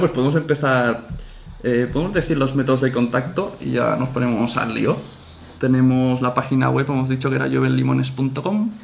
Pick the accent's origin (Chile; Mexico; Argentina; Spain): Spain; Catalonia; Yo también soy catalán.